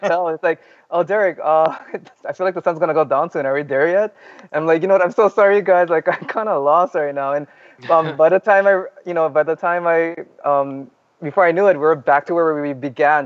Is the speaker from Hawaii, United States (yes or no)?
yes; Kauai, Hawaii, United States; moved away as an adult; now in Oahu, United States; Actually, I'm originally from Kauai